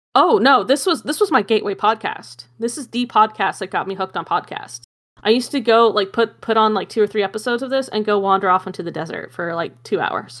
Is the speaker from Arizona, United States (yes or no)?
yes; Arizona, United States; my hometown, 'cause we have square dancing on the square. And we'd go square dancing, 'cause it's the state dance of Arizona